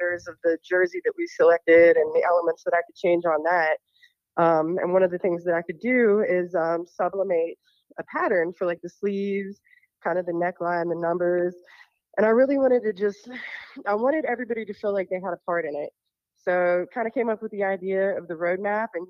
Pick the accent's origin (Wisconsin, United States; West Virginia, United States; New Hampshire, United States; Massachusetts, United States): West Virginia, United States; Fairmont; I grew up in Fairmont. So just down the road.